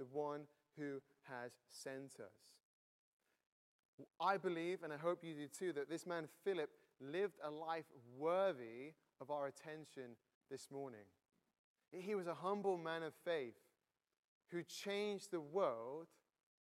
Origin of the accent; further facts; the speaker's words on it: near Manchester, North West England, United Kingdom; now in Cambridge, United Kingdom; I'm from Cambridge, not originally, originally from the north of England near Manchester. I've been in Cambridge for 9 years